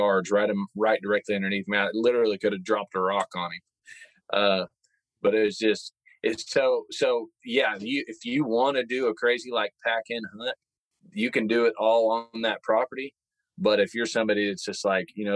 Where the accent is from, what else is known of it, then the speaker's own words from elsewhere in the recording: Kansas, United States; my home state in Kansas